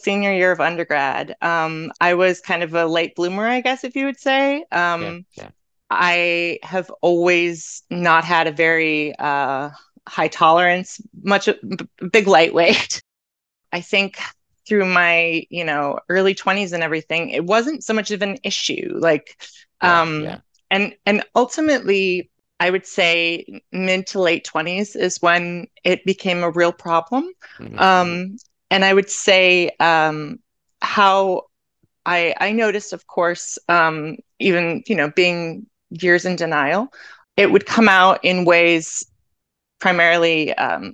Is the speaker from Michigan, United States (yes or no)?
no; Canton, Ohio, United States; moved away as an adult; now in Medford, United States; I am originally from Canton, Ohio, but I now live in Medford, Massachusetts